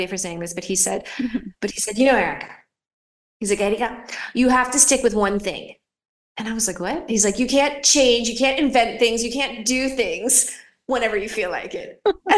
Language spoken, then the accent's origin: English; Philadelphia, Pennsylvania, United States; moved away as an adult; also born or lived in Los Angeles; now in Rome, Italy; I grew up in Philadelphia, which could be like, that makes me like a little bit aggressive.